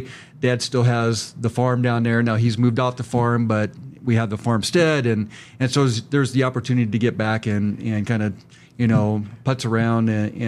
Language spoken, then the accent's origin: English; Virginia, Nebraska, United States; I grew up in Virginia. They think of the state. But again, a small town.